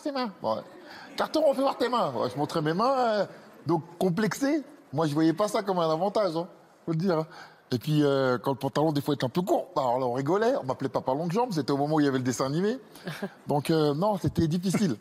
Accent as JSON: {"language": "French", "town": "Grigny", "region": "Île-de-France", "country": "France", "tie": "born or raised there", "said": "J'ai grandi à Grigny-la-Grande-Borne"}